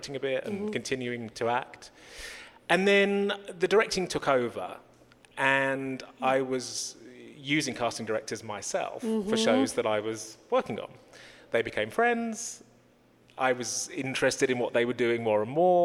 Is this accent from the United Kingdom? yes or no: yes; London, United Kingdom; I'm from London